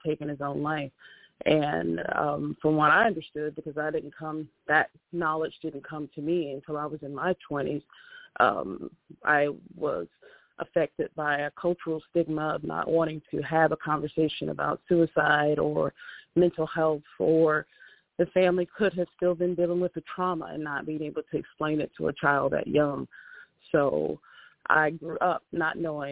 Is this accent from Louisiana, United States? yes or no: no; East Point, Georgia, United States; moved away as an adult; I was born and raised in East Point, Georgia, which is out south of the downtown area, close to the airport